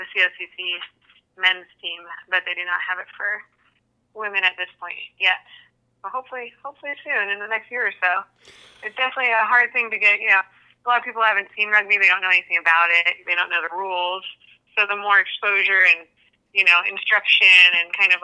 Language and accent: English; Seattle, Washington, United States; moved away; I'm from Seattle originally, so we get to travel to, Seattle, where I used to live